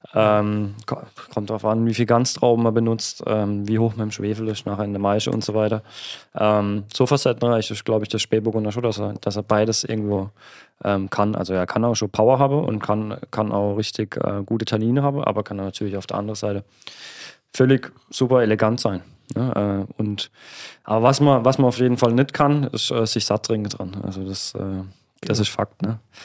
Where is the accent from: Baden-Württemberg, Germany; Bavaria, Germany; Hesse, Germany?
Baden-Württemberg, Germany; Oberbergen; bei uns in Oberbergen am Kaiserstuhl